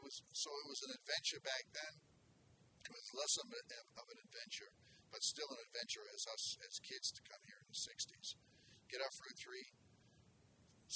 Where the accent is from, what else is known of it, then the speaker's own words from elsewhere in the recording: Boston, Massachusetts, United States; also born or lived in Cambridge, Massachusetts; now in Marshfield, United States; I was born in Cambridge and grew up in Dorchester.